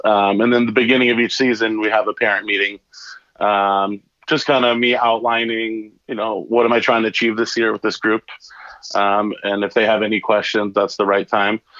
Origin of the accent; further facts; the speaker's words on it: Burlingame, California, United States; born and raised in Burlingame, California, which is about 20 minutes south of San Francisco.